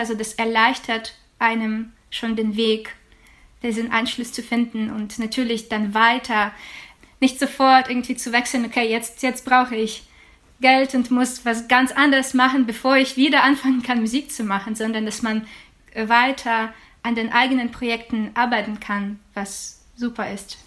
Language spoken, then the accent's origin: German; Ukraine; German is a second language; now in Germany; für mein Heimatland